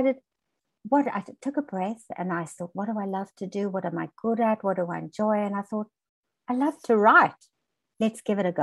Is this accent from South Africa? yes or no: yes; South Africa; moved away as an adult; also born or lived in Australia; I was born in South Africa